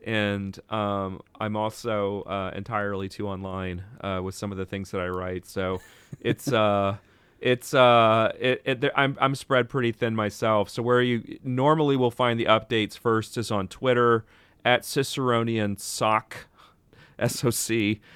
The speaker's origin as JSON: {"language": "English", "region": "Texas", "country": "United States", "moved": "yes", "said": "I'm from Texas originally"}